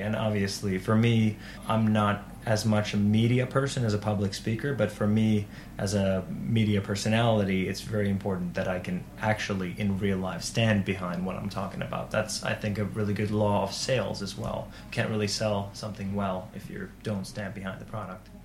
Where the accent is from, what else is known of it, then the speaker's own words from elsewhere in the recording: Turku, Southwest Finland, Finland; I am from Turku